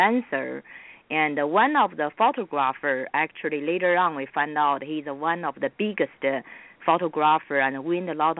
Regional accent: China; accent: British Asian accent; English is a second language; moved away as an adult; also born or lived in Houston, Texas; now in Burbank, United States; I started from Houston. You know, I immigrated from China to Houston first in 1989.

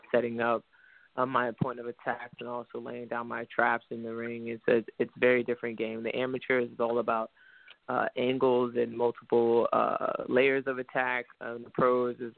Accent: New York City, New York, United States; now in Houston, United States; I'm from New York City

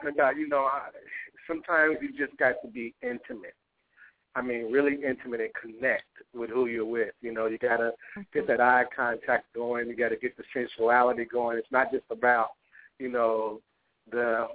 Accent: Louisville, Kentucky, United States; I'm from Louisville, Kentucky.

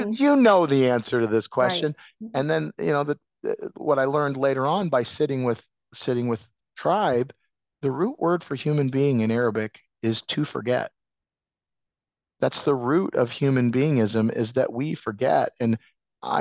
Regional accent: Iowa, United States; I come from Iowa

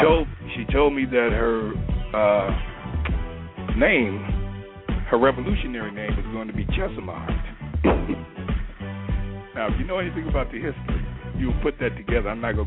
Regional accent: Carolina, United States; everybody looked at me in fear and respect because I said I was from Carolina, right?

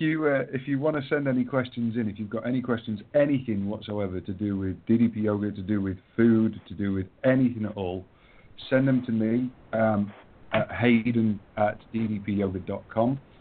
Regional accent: England, United Kingdom; I'm English

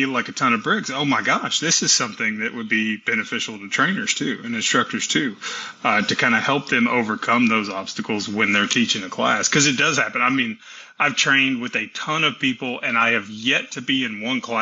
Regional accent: Tennessee, United States; also born or lived in Texas; I was born in Texas and raised in Tennessee

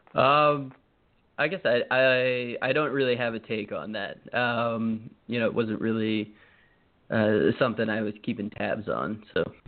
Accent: Maryland, United States; moved away as an adult; now in Connecticut, United States; I live in Connecticut now. I grew up in Maryland

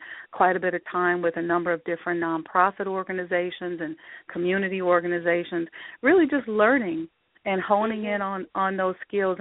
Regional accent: Omaha, Nebraska, United States; I grew up in Nebraska. Omaha, Nebraska, to be exact.

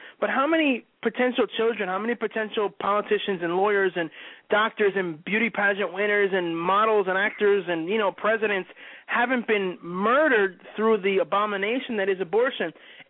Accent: New Jersey, United States; Unfortunately, we are from the Democratic state of New Jersey.

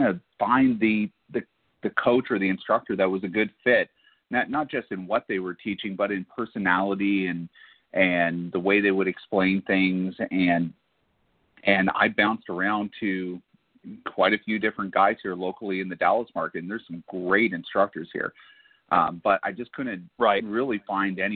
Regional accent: Barrie, Ontario, Canada; moved away; also born or lived in Texas; growing up in Canada

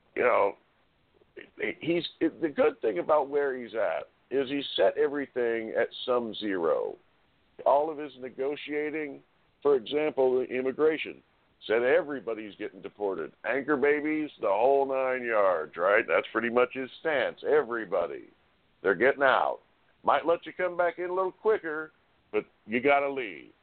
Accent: United States; I'm an American

